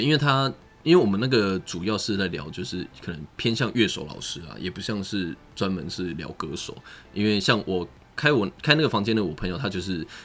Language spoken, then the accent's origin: Chinese; Taiwan; 我们台湾人